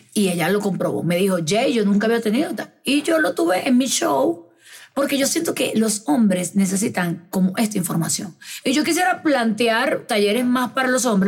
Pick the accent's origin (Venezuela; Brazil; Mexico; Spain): Venezuela; now in Medellín, Colombia; yo soy venezolana, que estoy acá sola